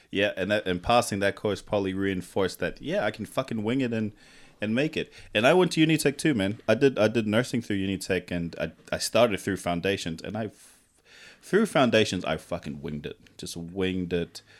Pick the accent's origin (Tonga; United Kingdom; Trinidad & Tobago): Tonga; moved away; also born or lived in Fiji; I grew up in Tonga